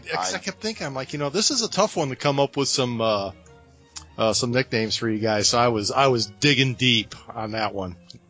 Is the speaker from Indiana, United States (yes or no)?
yes; Indiana, United States; accent: Hoosier; I'm from Indiana, and we only speak two kinds of English, good and bad.